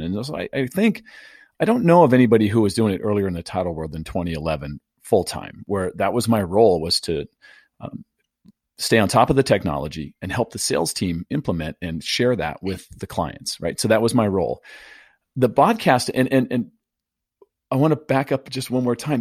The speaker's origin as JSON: {"language": "English", "town": "San Diego", "region": "California", "country": "United States", "tie": "born or raised there", "said": "born and raised in San Diego"}